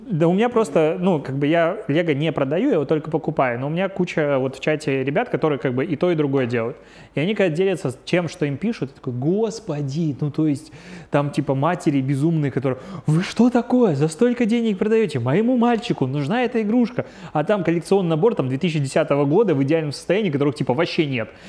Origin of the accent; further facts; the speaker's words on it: Belarus; now in Russia; я белорус